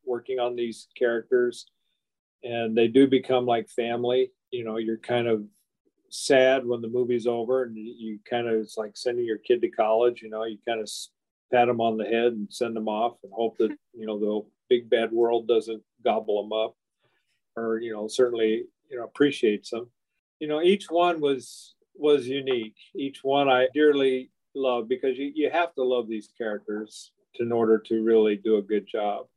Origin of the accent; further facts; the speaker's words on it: Midwest, United States; moved away as an adult; now in California, United States; I grew up on the Midwest.